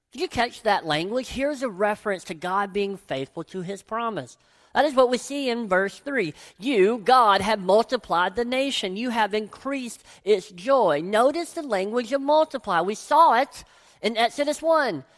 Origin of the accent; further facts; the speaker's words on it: Tennessee, United States; growing up in Tennessee